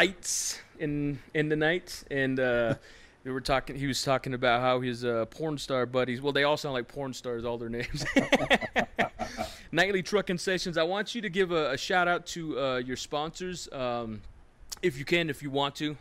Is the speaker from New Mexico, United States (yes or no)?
yes; Shiprock, New Mexico, United States; I grew up basically in Shiprock, and you know, school and everything else, right? And I was born in the old PHS up there